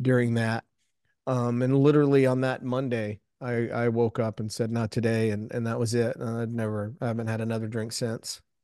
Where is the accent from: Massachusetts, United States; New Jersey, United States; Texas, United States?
Texas, United States; South Houston; I grew up in South Houston, south of Houston, Texas